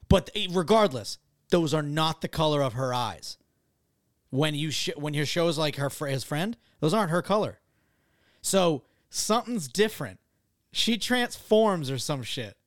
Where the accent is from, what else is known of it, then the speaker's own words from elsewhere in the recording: Massachusetts, United States; I'm from Massachusetts